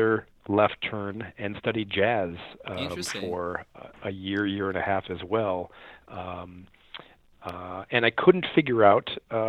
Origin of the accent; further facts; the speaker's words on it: United States; also born or lived in Chicago, Illinois / St. Louis, Missouri; I grew up in Chicago and in St. Louis